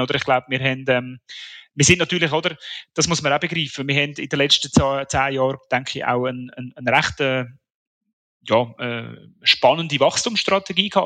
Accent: Switzerland; Als, als Schweizer

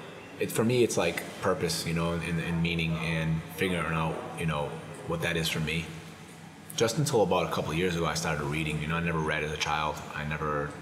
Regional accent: Brockton, Massachusetts, United States; me and him are from the same area. He's from Warwick, I'm from Brockton

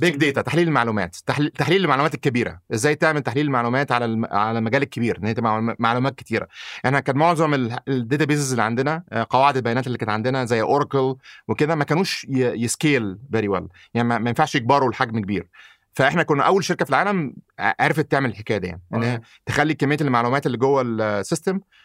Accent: Egypt; also born or lived in United States; now in Saudi Arabia; انا مولود في مصر

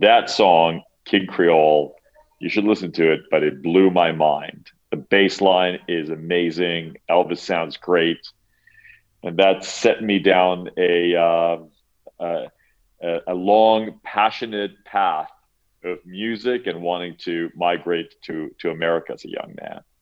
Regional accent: Cyprus; I grew up in Cyprus

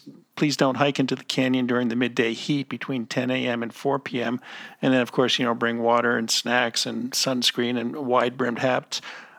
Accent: East Coast, United States; moved away; I'm from originally from the East Coast where there's lots of humidity

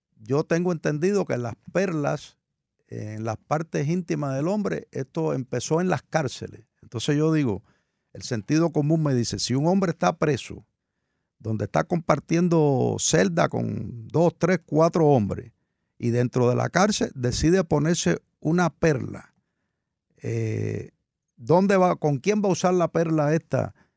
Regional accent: Cuba; now in United States; la aprendí desde muy niño se usaba mucho en mi país natal, en Cuba

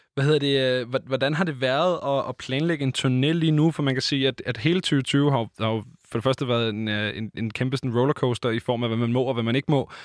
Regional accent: Copenhagen, Capital Region of Denmark, Denmark; som københavner

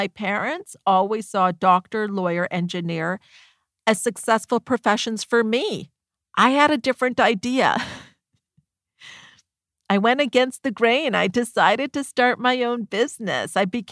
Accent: Canada; myself and my brother were born here in Canada.

